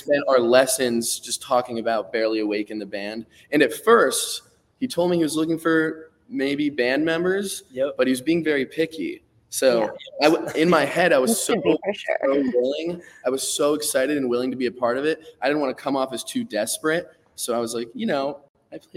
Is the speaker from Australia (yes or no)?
no; South Florida, United States; also born or lived in Tallahassee; I'm from South Florida, born and raised